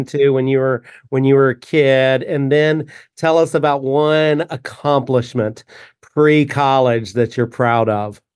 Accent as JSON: {"language": "English", "country": "United States", "tie": "born or raised there", "moved": "yes", "said": "I grew up only about three hours south of there"}